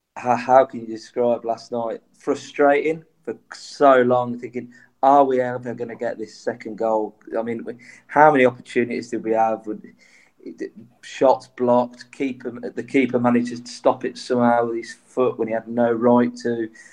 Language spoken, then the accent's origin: English; Coventry, West Midlands, United Kingdom; I'm from Coventry